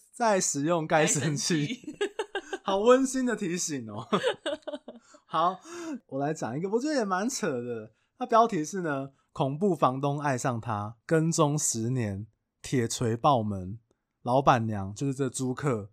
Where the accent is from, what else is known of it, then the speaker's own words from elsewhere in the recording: Taiwan; 我们台湾人